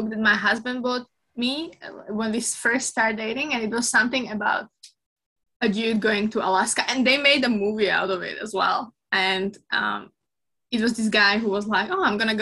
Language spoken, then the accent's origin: English; Slovakia; moved away; I'm from Slovakia, so that's kind of cold country